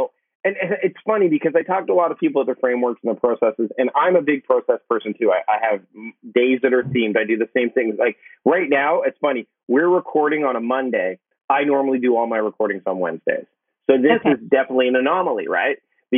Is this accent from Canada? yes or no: yes; Hamilton, Ontario, Canada; I'm from Hamilton originally, and moving out west, it's funny because once you live, I've lived out here for almost 20 years now, and I've kind of adopted more of a Pacific Northwest accent